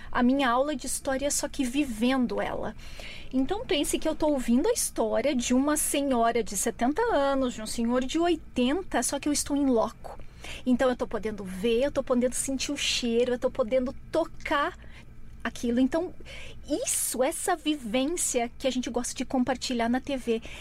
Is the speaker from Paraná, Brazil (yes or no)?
yes; Curitiba, Paraná, Brazil; Eu sou de Curitiboca.